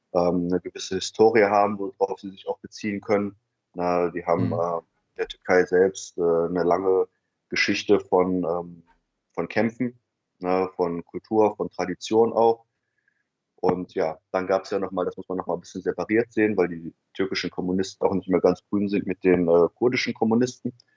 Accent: Germany; ich war ein ähm, Deutscher in einer migrantischen äh, Mehrheitsgesellschaft

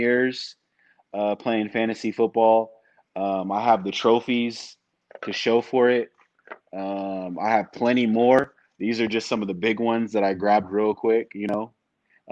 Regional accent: San Francisco, California, United States; now in Sacramento, United States; I was born in the Bay Area, the San Francisco area. But have since migrated for my job and college to Sacramento

